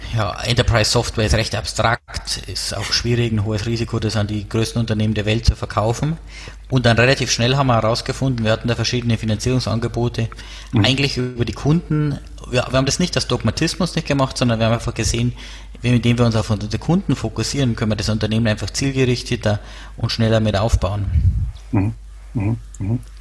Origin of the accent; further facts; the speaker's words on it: Erding, Bavaria, Germany; accent: Bavarian; now in Munich, Germany; wie man an meinem Dialekt hört, komme ich aus äh, Bayern, äh, genauer gesagt aus der Nähe von Erding